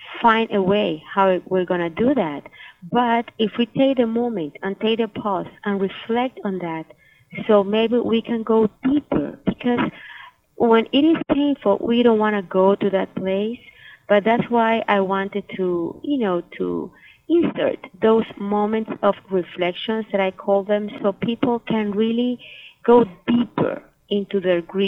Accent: Nicaragua; now in Miami, United States; I am from Nicaragua

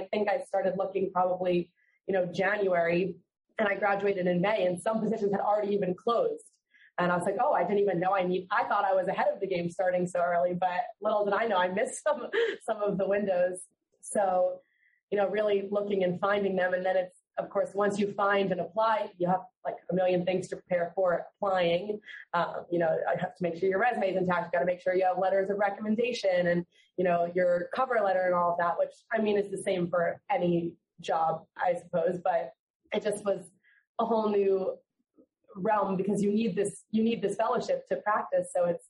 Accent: Fort Lauderdale, Florida, United States; So I'm from Fort Lauderdale.

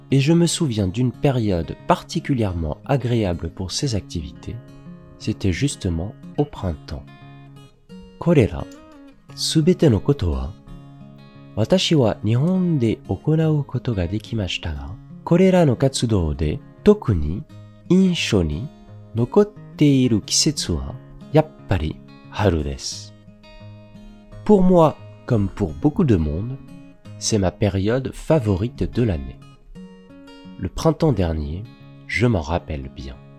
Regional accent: Paris, Île-de-France, France; also born or lived in Strasbourg; je suis né en janvier à Paris.

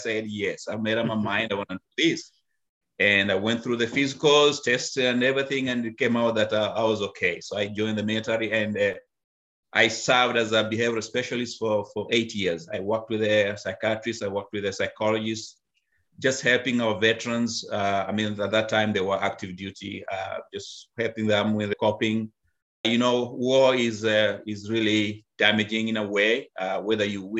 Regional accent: Kenya; moved away as an adult; now in United States; I was born and raised in Africa, Kenya.

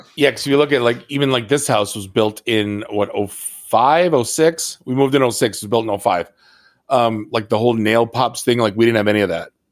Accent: Detroit, Michigan, United States; also born or lived in Oakland County, Michigan; I'm from Detroit

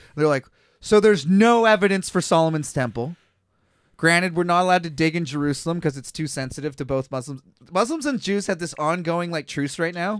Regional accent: Kelowna, British Columbia, Canada; I was born in Kelowna.

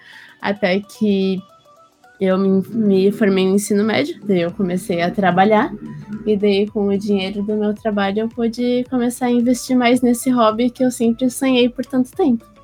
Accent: Blumenau, Santa Catarina, Brazil; Eu sou de Blumenau, Santa Catarina

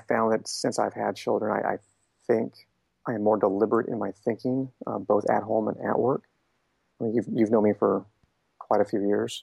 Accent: Shasta County, Northern California, United States; moved away as an adult; I grew up in Shasta County. I didn't travel much. I mean, every now and again we took a trip somewhere, but my world was Northern California

